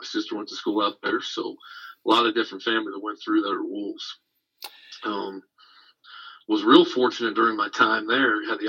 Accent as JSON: {"language": "English", "region": "Southern Oregon", "country": "United States", "tie": "born or raised there", "also_born_or_lived": "Vienna, Austria", "moved": "as an adult", "said": "I'm from Southern Oregon area. Some of us call it the state of Jefferson, the 51st state."}